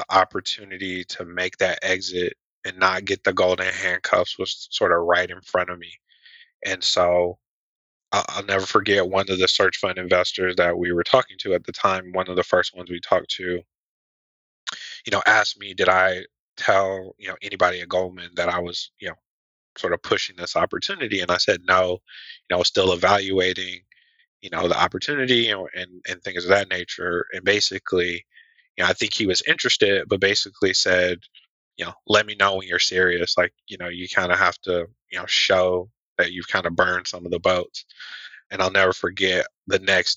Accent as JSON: {"language": "English", "town": "Atlanta", "region": "Georgia", "country": "United States", "tie": "born or raised there", "said": "born and raised in Atlanta, Georgia"}